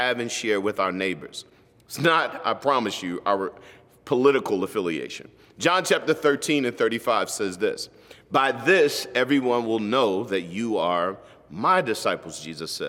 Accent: United States; as an American

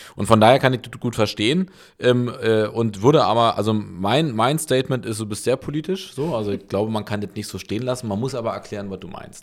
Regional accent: Berlin, Germany; bin ja in Köpenick geboren

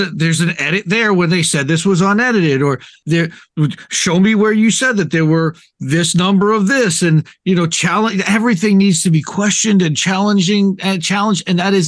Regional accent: New York, United States; I grew up conservative Jewish in the New York area.

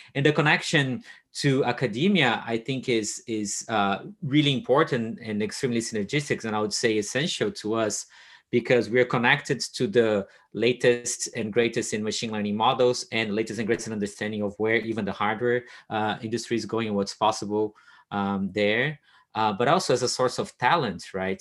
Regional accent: Brazil; moved away as an adult; I grew up in Brazil

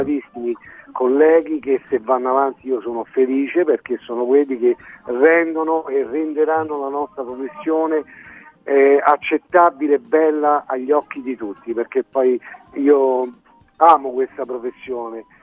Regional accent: Rome, Lazio, Italy; siamo entrambi del Predestino Labicano e le nostre prime agenzie le abbiamo aperte proprio esattamente lì e io in particolar modo dove c'era la macelleria della buonanima di mio padre

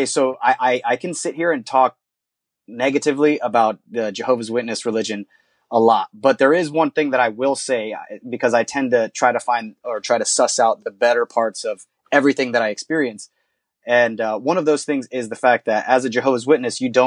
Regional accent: Vineland, New Jersey, United States; born or raised there

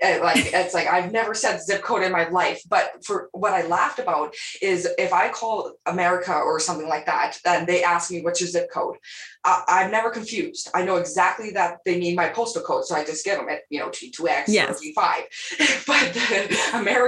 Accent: Calgary, Alberta, Canada; also born or lived in Lethbridge, Alberta; I've just been Calgary, you know, Alberta, pretty much. I was actually born in Lethbridge, Alberta

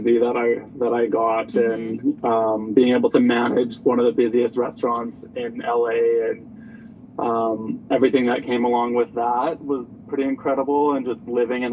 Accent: Chilliwack, British Columbia, Canada; I grew up in Chilliwack

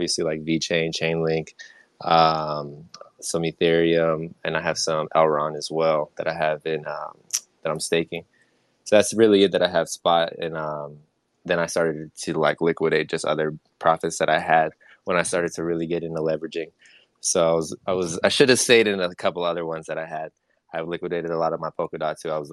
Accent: Florida, United States; moved away as an adult; now in Las Vegas, United States; I'm from Florida originally

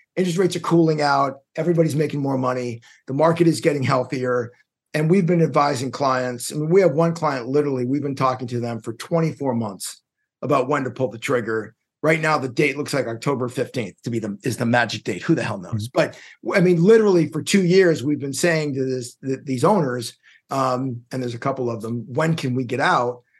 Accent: United States; as an American

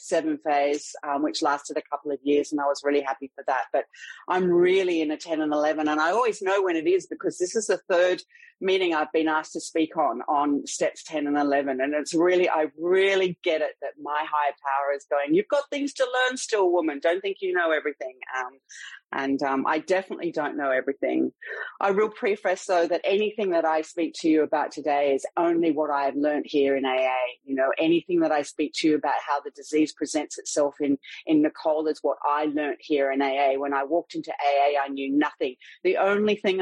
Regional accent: Sydney, New South Wales, Australia; in Sydney, Australia, which, if you can't tell from my accent, is where I'm from

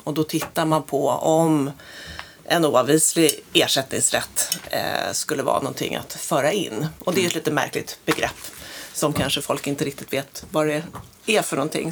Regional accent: Sweden; vi är svenskar

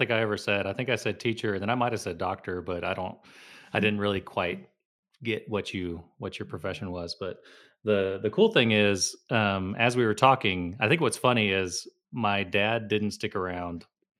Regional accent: United States; also born or lived in Oklahoma; And so I consider myself a third culture person, meaning I'm American, I'm Latin, but I'm combining both of them.

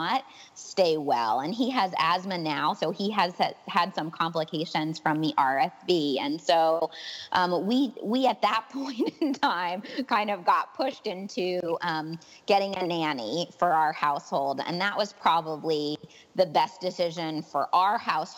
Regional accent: New York, United States; now in Gainesville, United States; I'm originally from New York State.

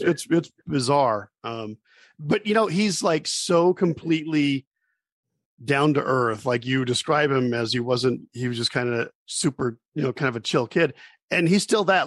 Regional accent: Hooper, Utah, United States; I grew up, as you mentioned, in Hooper, and for those that don't know, that's um, like west of Ogden

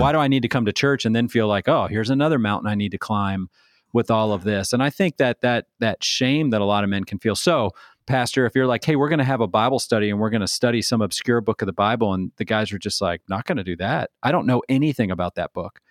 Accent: Manassas, Virginia, United States; growing up in Manassas, Virginia at the United Methodist Church

